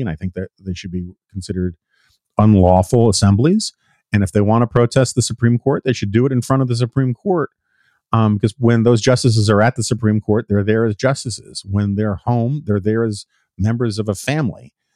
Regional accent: New York City, New York, United States; I grew up in the Upper West Side of Manhattan, famously liberal area.

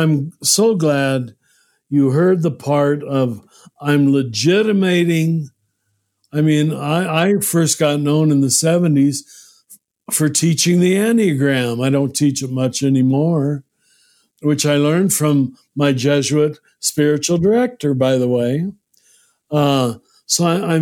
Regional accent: United States; I'm glad I'm American, but I taught in too many countries to think America is the center of the world, as most of us are taught when we grow up in this country

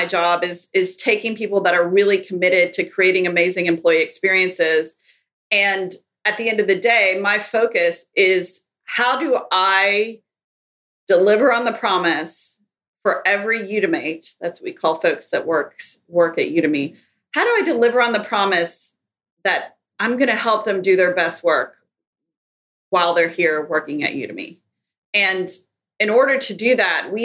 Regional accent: Kentucky, United States; moved away; I grew up in Kentucky, in a small town in Kentucky

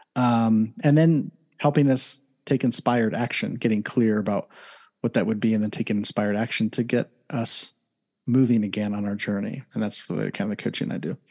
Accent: Columbus, Ohio, United States; now in Southern California, United States; originally from Ohio, born and raised in Columbus, Ohio

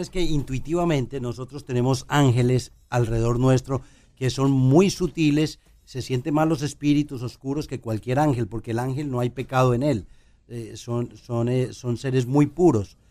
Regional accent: Colombia; moved away; en mi país, en Colombia

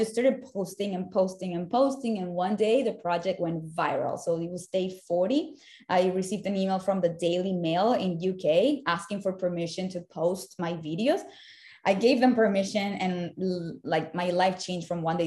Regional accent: Caracas, Capital District, Venezuela; moved away as an adult; also born or lived in Savannah, Georgia / Miami; now in United States; I was born and raised in Caracas, Venezuela, where I lived for the first 19 years of my life

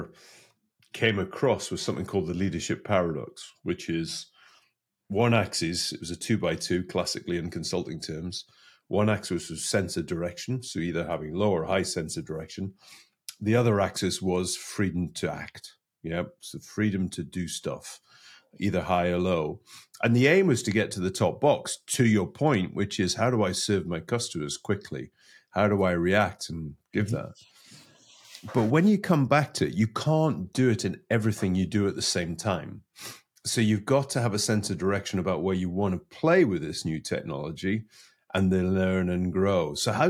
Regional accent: United Kingdom; being a Brit

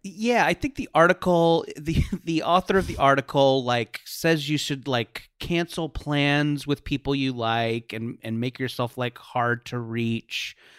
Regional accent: Orange County, California, United States; I grew up in Orange County in the nineties.

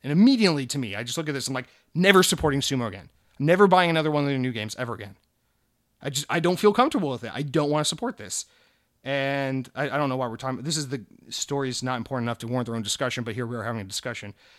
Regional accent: United States; our country here in the U S

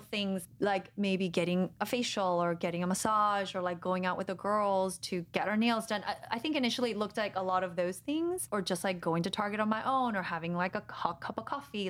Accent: Guatemala; moved away; I'm from Guatemala

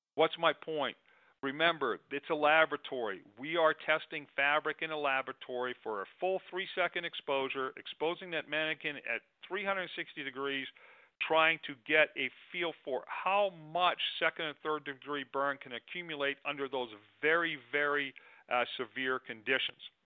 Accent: Arizona, United States; my home state of arizona

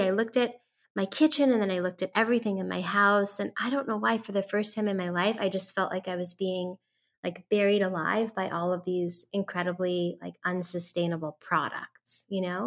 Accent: San Francisco, California, United States; I am talking y, to you today from San Francisco, California, which is actually my hometown. I was born and raised here

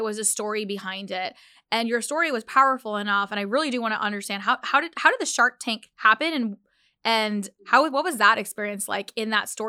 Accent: Pakistan; I eat dates just naturally in our diet as I'm Pakistani and we just have dates in like, you know, in our diet already.

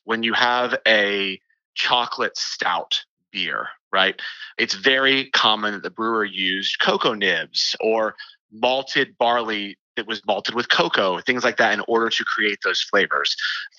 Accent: the South, United States; I grew up in the South

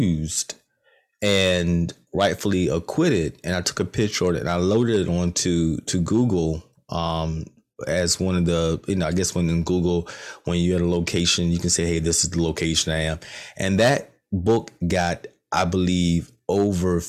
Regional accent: Rocky Mount, North Carolina, United States; I'm from Rocky Mount, not too far from Goldsboro.

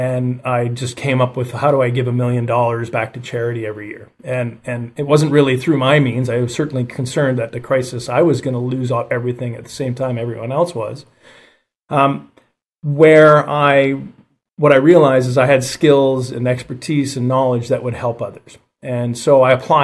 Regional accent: Calgary, Alberta, Canada; I was born and raised in Calgary, Alberta, Canada

